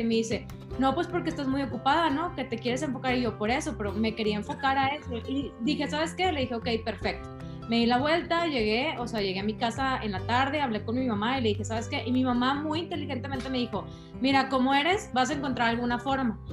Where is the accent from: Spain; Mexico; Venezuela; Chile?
Mexico; San Pedro Garza García, Nuevo León; also born or lived in Carretera Nacional, Monterrey; yo soy regia de hueso colorado